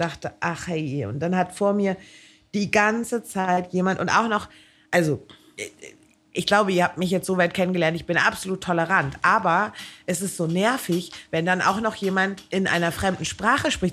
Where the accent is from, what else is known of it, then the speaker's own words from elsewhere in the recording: Hamburg, Germany; ich komme ja nun aus Hamburg